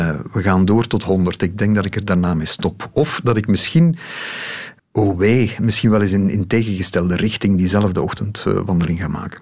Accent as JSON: {"language": "Dutch", "town": "Lokeren", "region": "Flanders", "country": "Belgium", "tie": "born or raised there", "said": "ik ben opgegroeid in Lokeren."}